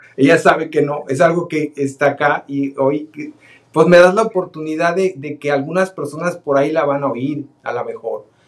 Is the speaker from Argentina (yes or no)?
no; Guadalajara, Jalisco, Mexico; now in United States; somos de Guadalajara, Jalisco, los dos. Este, de ahí son nuestras familias también